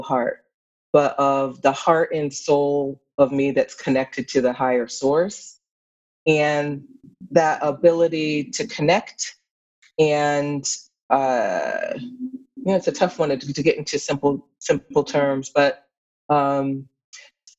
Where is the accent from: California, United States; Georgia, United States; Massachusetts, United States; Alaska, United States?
Massachusetts, United States; Pittsfield; I grew up in Pittsfield, Massachusetts